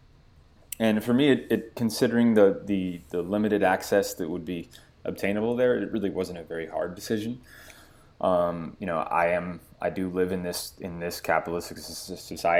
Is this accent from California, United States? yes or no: yes; Santa Clarita, California, United States; my hometown of Santa Clarita, California